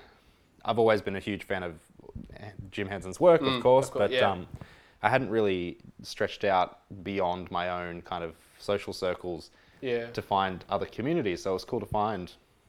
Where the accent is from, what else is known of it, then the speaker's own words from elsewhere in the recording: Coffs Harbour, New South Wales, Australia; moved away; I grew up in Coffs Harbour